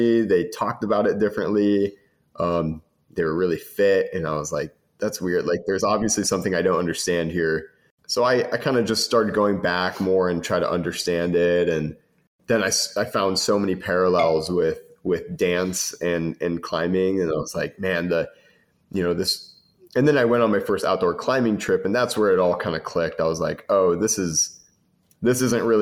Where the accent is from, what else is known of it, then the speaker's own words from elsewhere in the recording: Cedar Falls, Iowa, United States; So I was born and raised in Iowa. I'm from Cedar Falls, Iowa originally.